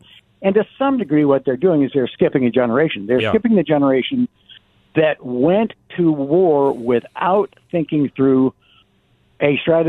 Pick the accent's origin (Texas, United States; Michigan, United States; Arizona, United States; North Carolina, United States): Arizona, United States; Phoenix; you and I grew up in Phoenix